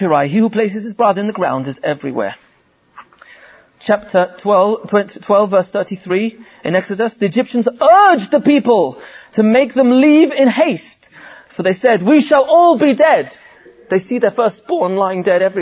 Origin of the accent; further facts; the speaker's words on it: England, United Kingdom; I'm from England